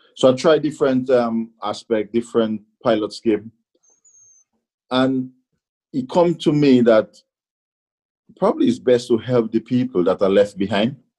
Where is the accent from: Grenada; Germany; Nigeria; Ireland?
Grenada; now in England; even in Grenada, growing up and coming to England